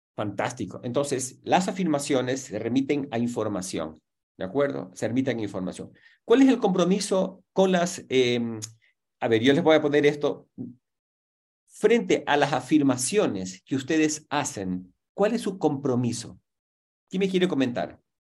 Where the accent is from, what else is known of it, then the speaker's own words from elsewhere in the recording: Guayaquil, Guayas, Ecuador; tengo 62 años. Puedo decir, nací en Guayaquil